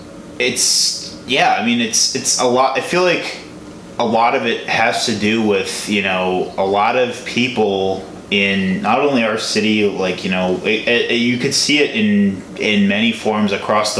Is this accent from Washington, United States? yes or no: no; Chicago, Illinois, United States; I'm from Chicago